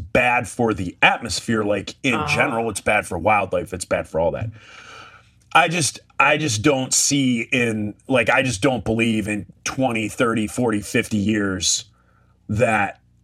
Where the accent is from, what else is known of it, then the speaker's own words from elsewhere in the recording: Michigan, United States; So I live in Michigan, so we're surrounded by the Great Lakes